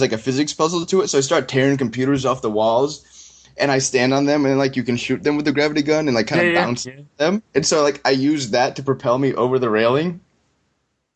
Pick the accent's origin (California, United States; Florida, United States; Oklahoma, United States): Florida, United States; moved away as an adult; also born or lived in Boston area; I grew up in Florida